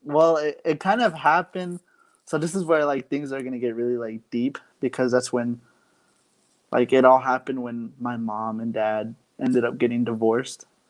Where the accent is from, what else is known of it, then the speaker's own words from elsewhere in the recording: Arizona, United States; now in Phoenix, United States; I'm from Arizona on the Navajo Reservation. I now currently live in Phoenix for now, but yeah, I'm part of the Navajo Nation.